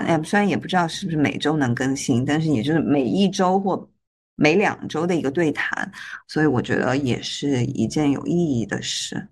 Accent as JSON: {"language": "Chinese", "region": "Guizhou", "country": "China", "moved": "as an adult", "lives_now": "Hong Kong", "said": "我是贵州人，读研的时候去了香港，然后跟 Jane 认识。目前工作呢是在香港"}